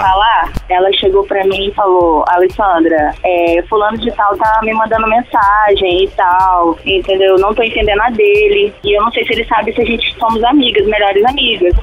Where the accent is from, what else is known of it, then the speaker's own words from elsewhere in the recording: Governador Valadares, Minas Gerais, Brazil; now in Espírito Santo, Brazil; Não, na verdade, eu não sou capixaba. Mas hum. eu me considero capixaba. Só nasci em Minas Gerais, governador Valadares